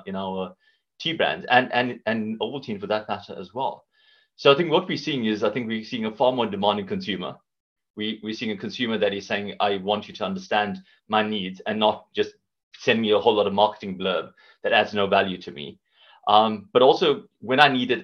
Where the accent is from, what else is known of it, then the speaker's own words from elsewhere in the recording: South Africa; moved away as an adult; now in United Kingdom; Based on this accent, you can hear I'm from South Africa, been in the UK for a good few years now